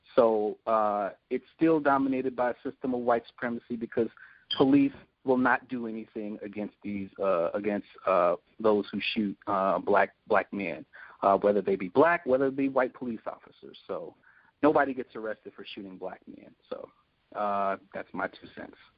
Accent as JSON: {"language": "English", "town": "Chicago", "region": "Illinois", "country": "United States", "said": "I'm from Chicago"}